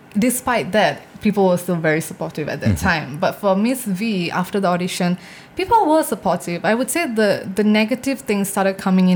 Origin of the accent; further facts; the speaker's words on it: India; I think it's also because of the things that I talk about as an Indian woman.